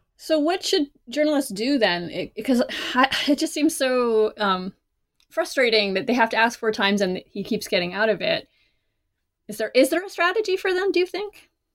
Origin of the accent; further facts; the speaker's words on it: Canada; moved away as an adult; now in United States; I am not American. I am Canadian. So when I first moved to the United States